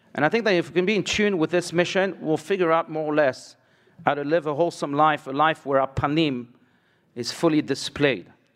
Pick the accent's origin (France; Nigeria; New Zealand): France; I was born in France